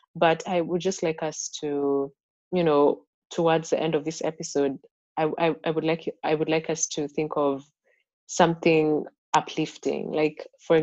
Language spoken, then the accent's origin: English; Kenya; moved away; i grew up in Kenya.